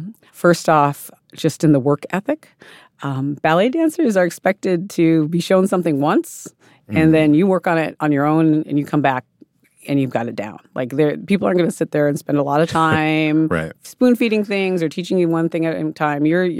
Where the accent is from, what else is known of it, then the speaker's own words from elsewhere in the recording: South Dakota, United States; I grew up in South Dakota, where my Lakota people are from